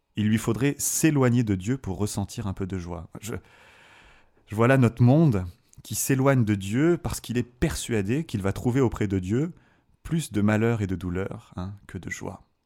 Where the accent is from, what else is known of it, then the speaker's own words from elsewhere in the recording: south of France, France; moved away as an adult; now in Fribourg, Switzerland; je suis originaire du, sud de la France, d'un petit village